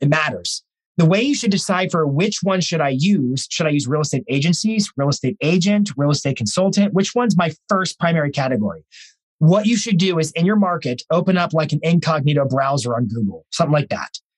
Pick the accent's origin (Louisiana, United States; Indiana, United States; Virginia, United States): Virginia, United States; Lynchburg; I grew up there